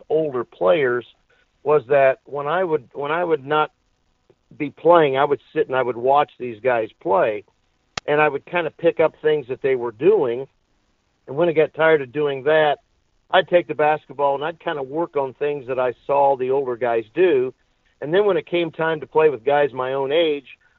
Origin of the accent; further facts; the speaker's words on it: Indianapolis, Indiana, United States; also born or lived in Bloomington, Indiana; when I was about 17 months old, my family moved to Indianapolis on the west side